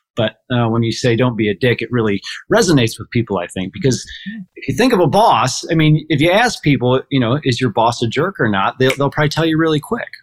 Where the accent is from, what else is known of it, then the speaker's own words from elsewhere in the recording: Port Clinton, Ohio, United States; I'm from Port Clinton, Ohio, and I operate our family's grocery and hardware stores